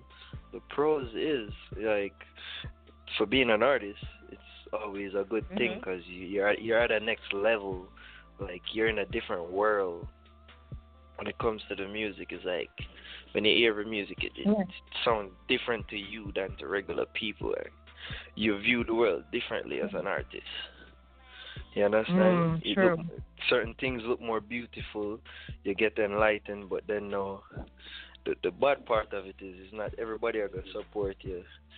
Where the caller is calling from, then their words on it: Staten Island, New York, United States; I'm calling from Staten Island, New York.